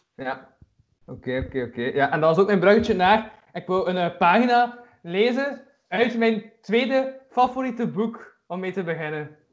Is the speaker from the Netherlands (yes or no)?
no; Kortrijk, Flanders, Belgium; ik ben van Kortrijk